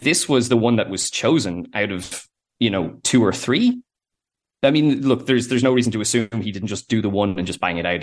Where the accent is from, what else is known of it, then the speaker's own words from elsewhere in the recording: Ireland; they are Irish the way we are